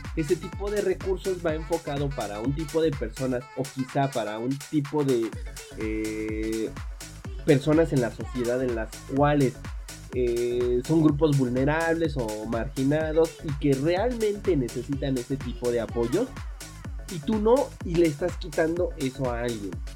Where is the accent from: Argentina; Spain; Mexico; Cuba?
Mexico; en México